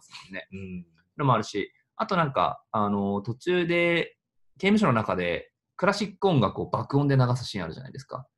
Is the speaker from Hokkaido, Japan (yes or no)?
yes; Hokkaido, Japan; now in Tokyo, Japan; 私北海道出身、今は東京でベンチャー企業を経営している